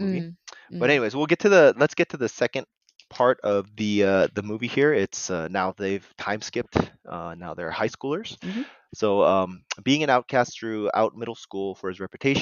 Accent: United States; was born here. I was raised in America

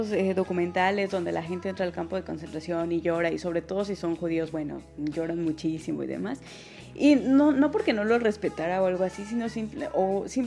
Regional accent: Germany; mira, soy alemán y soy más que un, o sea, soy más que la Segunda Guerra Mundial, ¿ok?

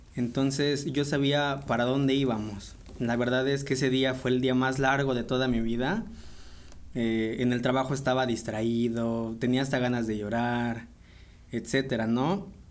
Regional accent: Puebla, Mexico; Yo soy originario de aquí de la ciudad de Puebla. Aquí llevo todos los años viviendo

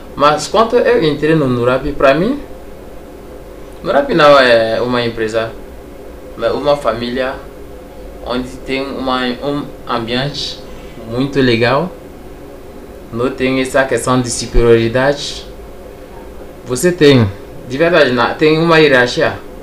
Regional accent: Togo; moved away as an adult; now in Brazil; eu sou do Togo.

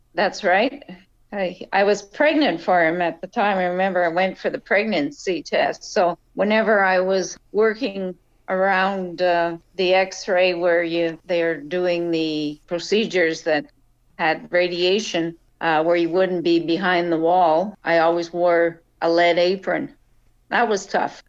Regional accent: Rouyn-Noranda, Quebec, Canada; moved away as an adult; also born or lived in Montreal / St. Lazare; now in Prince Edward Island, Canada; But I was born in northern Quebec in a town called Noranda. It was a mining town, a copper mining town

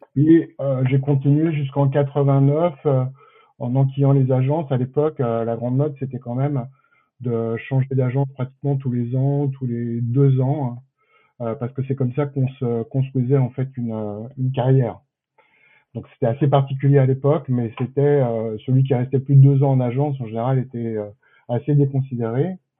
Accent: Paris, Île-de-France, France; je suis parisien d'origine hein, et fier de l'être

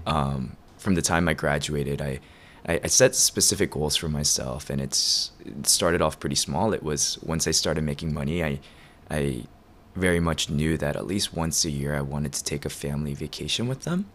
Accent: Atlanta, Georgia, United States; also born or lived in Korea; now in Chicago, United States; Atlanta's been kind of home for as long as I can remember

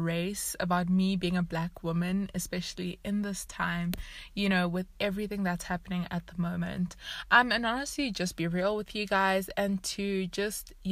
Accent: South Africa; also born or lived in Zimbabwe; moved to South Africa

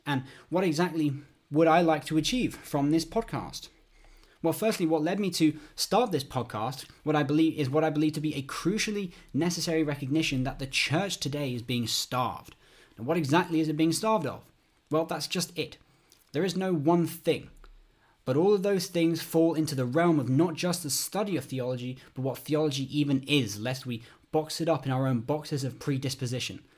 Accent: United Kingdom; also born or lived in London; I'm from the United Kingdom. I, I live in London

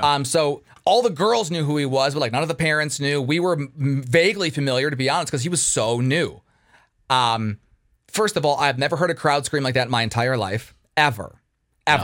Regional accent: Detroit, Michigan, United States; I'm from Detroit.

